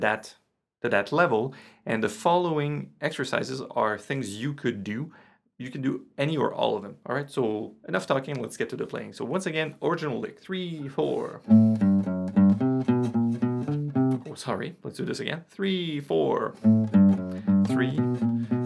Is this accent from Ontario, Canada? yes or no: no; Quebec, Canada; first language French; English is a second language; I'm Francophone, you hear that, I'm from Quebec, I'm from Canada